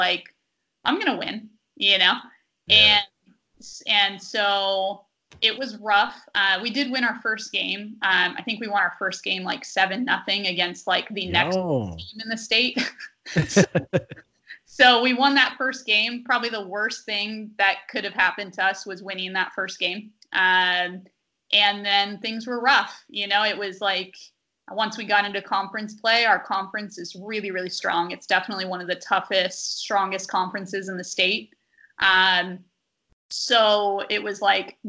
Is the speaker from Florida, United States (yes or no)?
no; Sacramento, California, United States; now in Stockton, United States; I'm from Sacramento